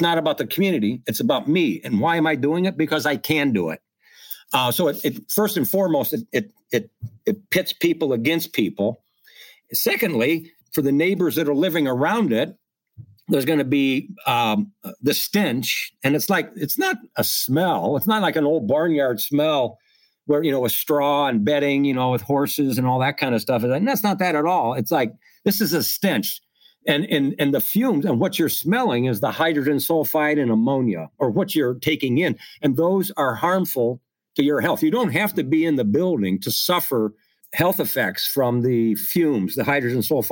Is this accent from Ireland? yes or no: no; Midwest, United States; I'm from the Midwest. I'm not from New York and I'm not from Los Angeles